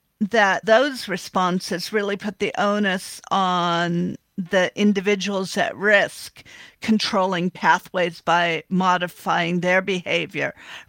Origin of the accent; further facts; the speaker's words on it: near Los Angeles, California, United States; When I was a kid, I grew up near Los Angeles